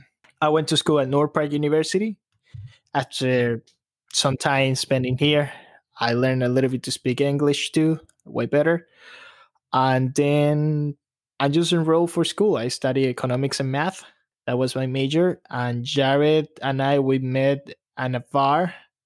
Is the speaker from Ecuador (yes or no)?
yes; Guayaquil, Guayas, Ecuador; English is a second language; moved away as an adult; now in Chicago, United States; I was born and raised in Ecuador, pretty much lived there my whole infancy until I became 70 years old. My mother is American, so she told me to come to United States to study.